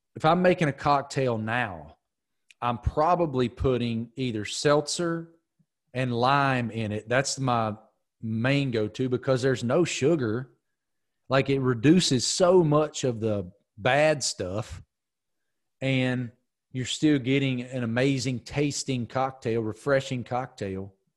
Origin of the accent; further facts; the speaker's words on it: Giles County, Virginia, United States; I grew up in Giles County